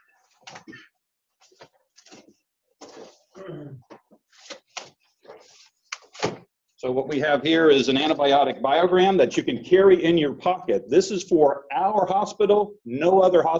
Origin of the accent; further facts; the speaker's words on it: Florida, United States; I'm from Florida, and I work at the University of South Florida in Tampa